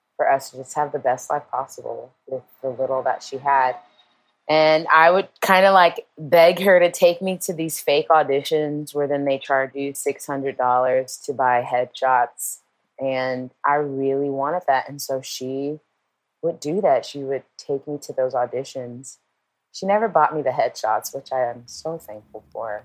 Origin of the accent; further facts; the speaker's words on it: Portland, United States; moved away; growing up in Portland